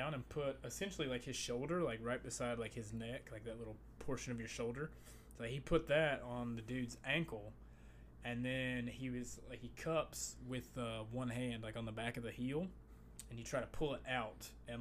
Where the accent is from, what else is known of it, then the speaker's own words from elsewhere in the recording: Appalachia, United States; I grew up like in Appalachian America